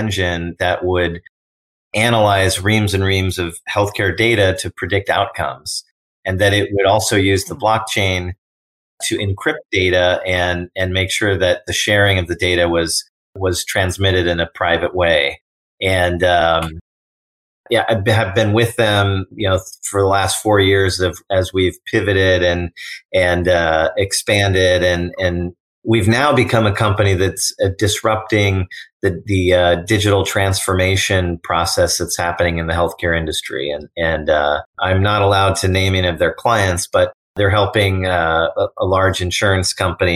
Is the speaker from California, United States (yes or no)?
yes; Oakland, California, United States; also born or lived in Berkeley / Palo Alto; I'm from the greater San Francisco Bay Area. I was born in Berkeley, raised in Oakland